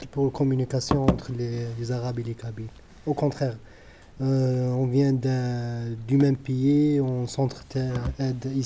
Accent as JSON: {"language": "French", "town": "Sétif", "region": "Sétif Province", "country": "Algeria", "moved": "as an adult", "lives_now": "Paris, France", "said": "j'ai 29 ans, euh, d'origine algérienne, de l'Est de l'Algérie, plus précisément Sétif."}